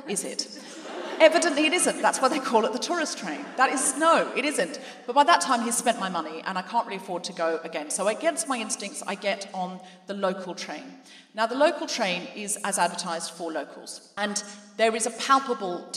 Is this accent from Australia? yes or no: yes; Gold Coast, Queensland, Australia; moved away as an adult; now in London, United Kingdom; I was raised on the Gold Coast